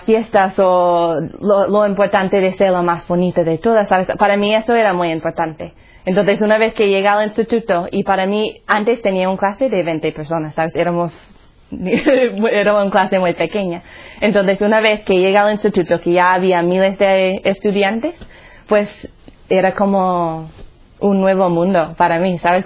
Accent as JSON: {"language": "Spanish", "region": "Colorado", "country": "United States", "second_language": "Spanish", "moved": "yes", "said": "Soy de los Estados Unidos, un sitio se llama Colorado."}